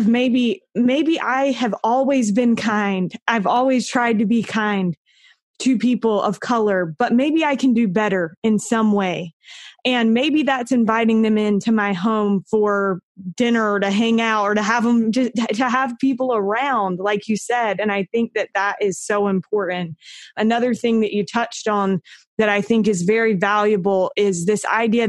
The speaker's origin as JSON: {"language": "English", "region": "North Carolina", "country": "United States", "tie": "born or raised there", "moved": "as an adult", "lives_now": "Utah, United States", "said": "I grew up in North Carolina and I've lived in Utah for the last 10-ish years"}